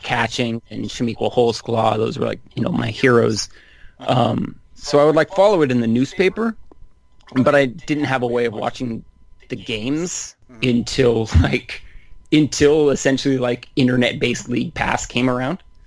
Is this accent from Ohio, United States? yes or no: no; Northern California, United States; I grew up in Northern California